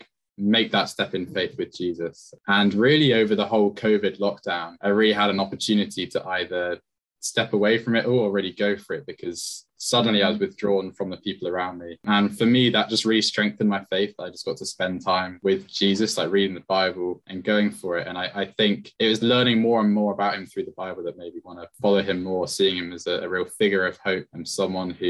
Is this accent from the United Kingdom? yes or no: yes; Bournemouth, South West England, United Kingdom; moved away as an adult; now in Exeter, United Kingdom; I'm originally from Bournemouth, which is where my family are as well.